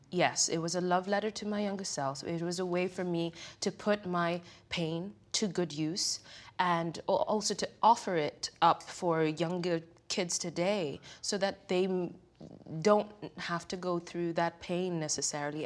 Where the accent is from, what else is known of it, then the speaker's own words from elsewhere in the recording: Kenya; now in United States; growing up in Kenya